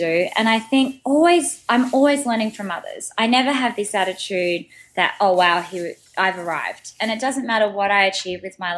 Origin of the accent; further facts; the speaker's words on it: Sydney, New South Wales, Australia; moved away as an adult; now in New York, United States; I'm from Australia and moving over to New York and having to start again